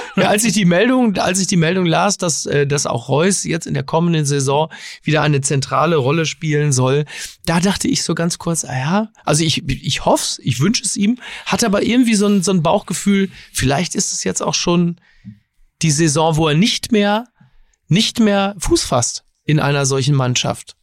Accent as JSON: {"language": "German", "country": "Germany", "said": "als Deutsche"}